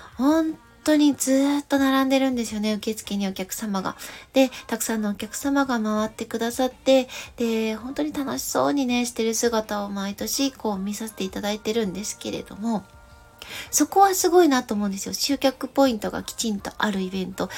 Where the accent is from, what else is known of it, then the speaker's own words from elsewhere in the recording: Gifu, Japan; 私の地元岐阜県の、えー、岐阜市に柳ヶ瀬という大き